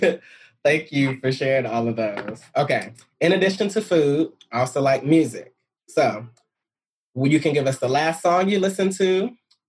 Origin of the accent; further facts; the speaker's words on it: Dallas, Texas, United States; I'm from Dallas.